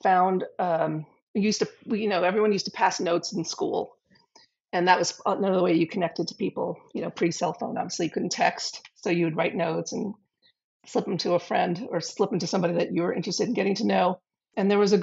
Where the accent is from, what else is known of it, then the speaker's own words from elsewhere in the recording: New York City, New York, United States; growing up in the West Village in the late 70s